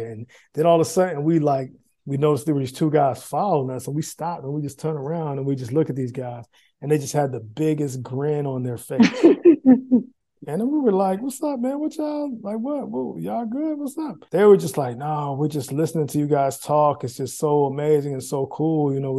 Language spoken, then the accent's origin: English; United States; moved away as an adult; I was always, you know, happy that people knew I was American